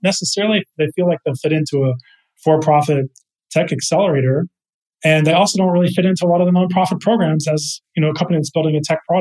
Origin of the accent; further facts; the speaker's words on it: Texas, United States; moved away as an adult; now in San Francisco, United States; I'm from Texas originally, and I moved out to California. I'm in San Francisco now